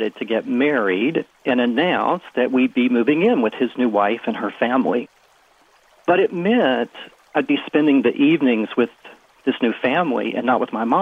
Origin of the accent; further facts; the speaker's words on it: West Virginia, United States; now in Washington, D.C., United States; I grew up small town in West Virginia, blue-collar town, very conservative